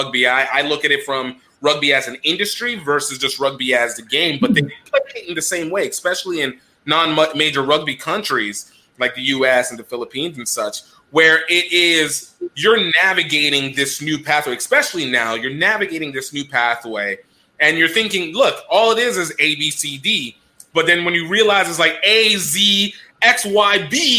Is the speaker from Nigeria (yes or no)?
yes; Nigeria; as a Nigerian